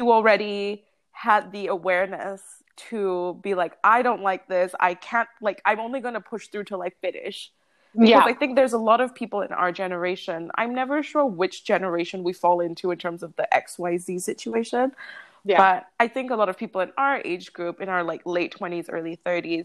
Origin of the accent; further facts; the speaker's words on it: Malaysia; I grew up in Asia as well. I grew up in Malaysia.